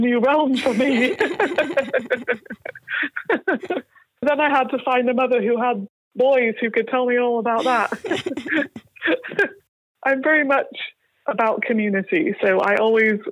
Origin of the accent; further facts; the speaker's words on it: Yorkshire and the Humber, United Kingdom; moved away as an adult; also born or lived in Seattle, Washington / California; now in United States; I grew up in North Yorkshire, which is about 200 miles north of London